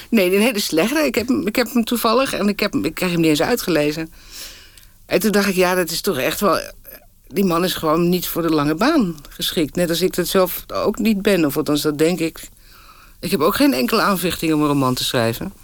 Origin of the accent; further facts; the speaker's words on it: Haarlem, North Holland, Netherlands; also born or lived in Moscow; Ook nog op school in Haarlem, op de middelbare school